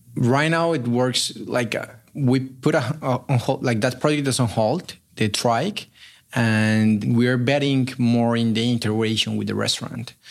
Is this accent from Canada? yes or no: no; Colombia; moved away as an adult; also born or lived in Chile; now in Berkeley, United States; I'm originally from Colombia